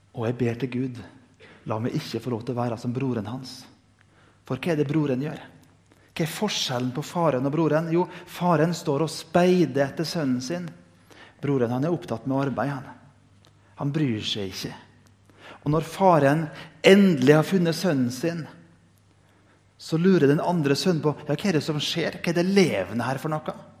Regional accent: Indre Nordmøre, Møre og Romsdal, Norway; Jeg kommer fra Indre Nordmøre, vi er født med dårlig sjøltillit.

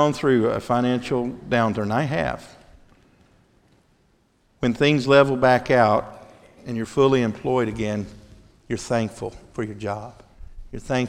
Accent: Mississippi, United States; I'm from Mississippi

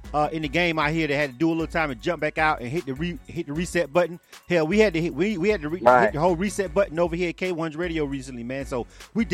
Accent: Panama City, Florida, United States; moved away as an adult; now in Atlanta, United States; I'm born and raised in Panama City. So that's my hometown.

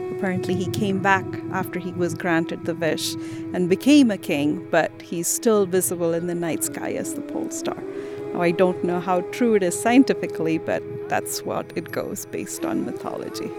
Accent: India; moved away as an adult; now in Utah, United States; I am born and raised in India

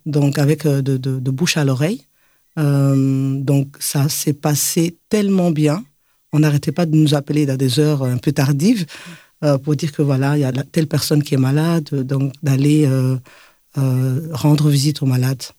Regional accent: Belgium; moved away as an adult; also born or lived in Mali; now in Bamako, Mali; Je suis une belge malienne et grandie en Belgique

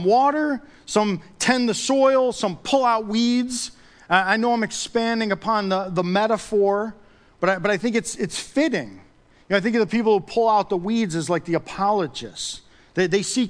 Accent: United States; being an American

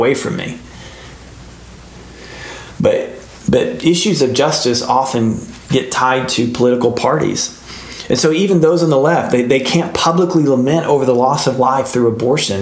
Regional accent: United States; we're American

